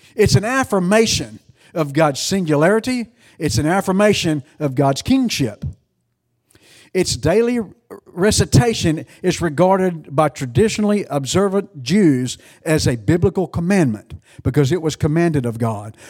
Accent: United States; I'm an American

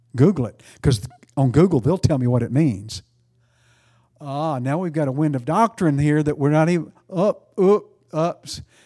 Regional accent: East Texas, United States; accent: East Texan; I'm East Texan

